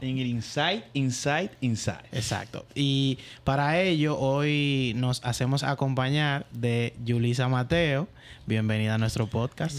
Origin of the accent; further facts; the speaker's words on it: San Juan, Dominican Republic; moved away; yo soy de San Juan, ¿verdad? Entonces tengo familia allá